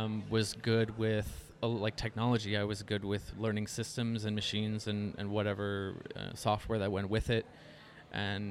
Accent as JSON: {"language": "English", "region": "Saskatchewan", "country": "Canada", "tie": "born or raised there", "also_born_or_lived": "Calgary, Alberta", "moved": "as an adult", "said": "I was born in Alberta, yeah. Calgary, but I grew up in Saskatchewan"}